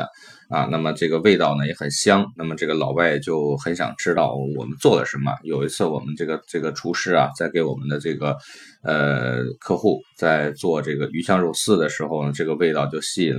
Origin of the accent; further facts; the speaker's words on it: China; 我们中国人春节就是喜欢做这种香肠